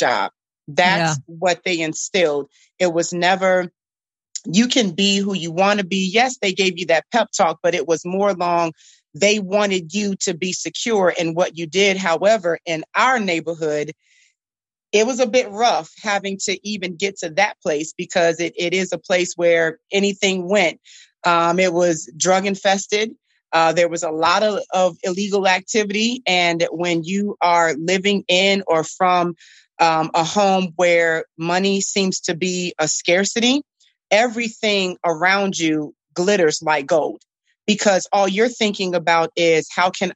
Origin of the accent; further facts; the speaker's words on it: Norfolk, Virginia, United States; That's where I'm from. That's where I grew up